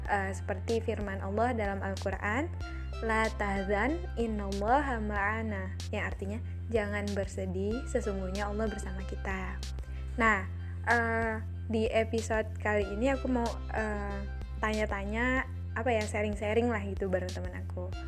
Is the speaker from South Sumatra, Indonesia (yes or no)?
yes; South Sumatra, Indonesia; aku kan dari Sumsel nih sama-sama anak rantau jadi ngerasain Ramadan tuh jauh dari keluarga